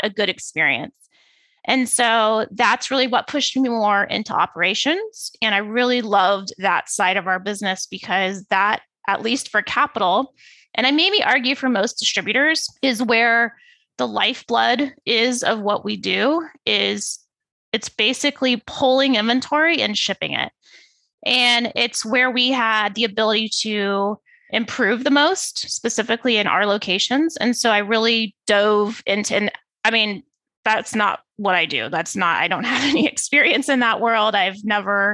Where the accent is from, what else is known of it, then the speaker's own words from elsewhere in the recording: Phoenix, Arizona, United States; moved away as an adult; also born or lived in East Lansing, Michigan; I'm originally from Phoenix, born and raised